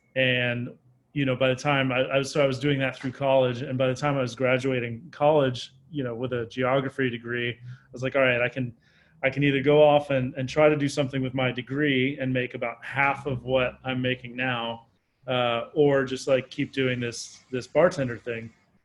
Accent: Maryland, United States; Yeah, so I grew up in Maryland, moved around a lot as a kid. I went to 4 different elementary schools before we kind of settled into a place that I lived when I was younger.

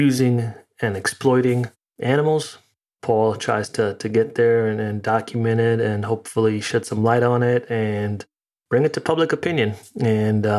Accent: New York City, New York, United States; moved away as an adult; now in Connecticut, United States; So right now, physically in Connecticut, but originally in New York.

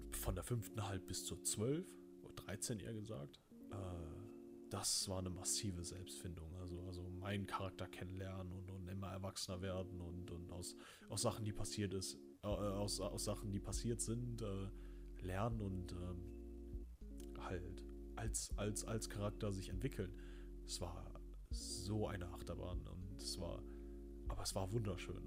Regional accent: Remscheid, North Rhine-Westphalia, Germany; Ich bin äh, in Remscher lennep geboren.

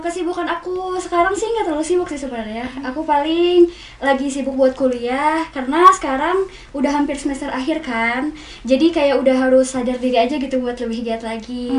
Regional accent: Bandung, West Java, Indonesia; born or raised there; also born or lived in Garut

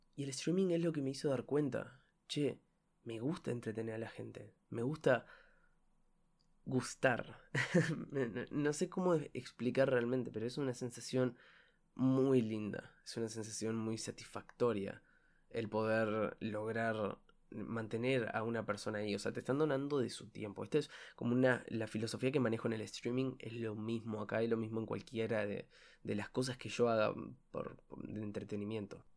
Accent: Uruguay; soy de Uruguay

